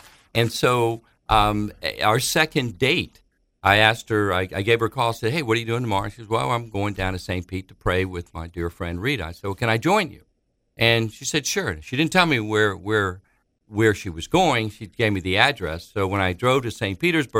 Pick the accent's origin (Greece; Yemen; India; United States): Greece; Thessaloniki, Central Macedonia; We're from Greece. They and myself were born in a little city in Greece named Thessaloniki, or Thessalonians. We're Thessalonian Greek Jews.